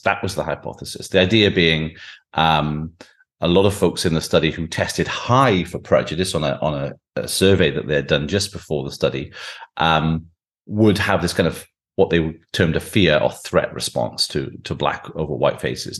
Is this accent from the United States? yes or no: no; Welsh Valleys, Wales, United Kingdom; I grew up in the Welsh Valleys